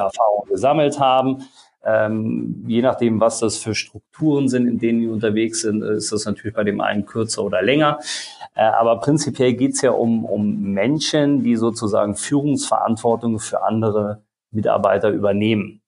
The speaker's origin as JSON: {"language": "German", "town": "Eisenschmitt", "region": "Rhineland-Palatinate", "country": "Germany", "tie": "born or raised there", "said": "Ich komme äh, aus der Eifel, aus einem ganz kleinen Ort, Eisenschmidt"}